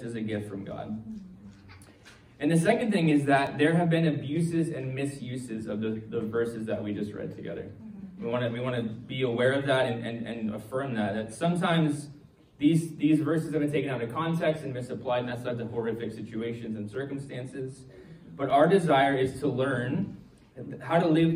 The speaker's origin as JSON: {"language": "English", "country": "United States", "moved": "yes", "said": "I'm from the States"}